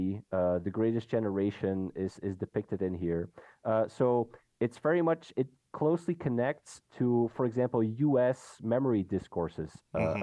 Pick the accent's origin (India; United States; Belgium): Belgium; now in Netherlands; I'm a Belgian person, I live and work in the Netherlands